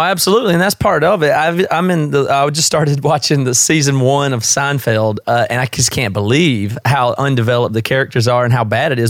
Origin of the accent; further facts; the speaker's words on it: South Carolina, United States; moved away as an adult; now in Seattle, United States; I'm from the South. I'm from South Carolina originally, but I've been here about 16 years